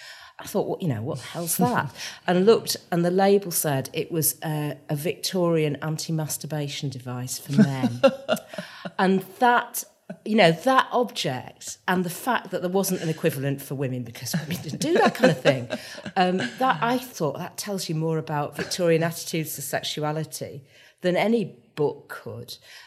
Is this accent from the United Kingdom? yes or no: yes; Manchester, North West England, United Kingdom; moved away as an adult; also born or lived in London; my best friends are friends I made at primary school and secondary school here. They've moved away, but they're still, we all feel still like Mancs.